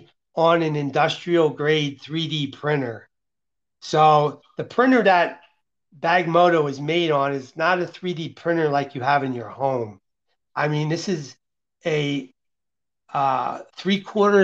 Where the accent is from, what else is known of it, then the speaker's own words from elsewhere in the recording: Allentown, Pennsylvania, United States; moved away as an adult; now in Las Vegas, United States; that's where I grew up, in the Allentown, Bethlehem, Easton area